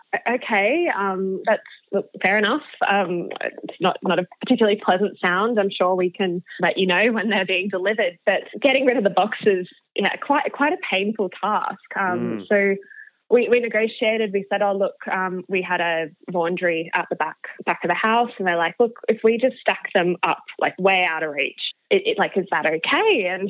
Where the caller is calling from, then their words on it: Sydney, New South Wales, Australia; I am calling from Alexandria, Sydney today, from my current share house.